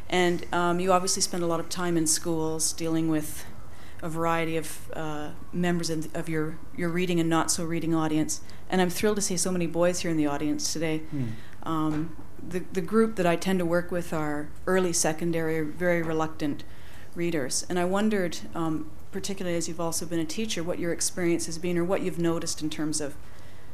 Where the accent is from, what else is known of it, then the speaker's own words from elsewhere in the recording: Canada; moved away as an adult; now in Ireland; I'm a teacher from Canada, living in Ireland right now on a well-deserved sabbatical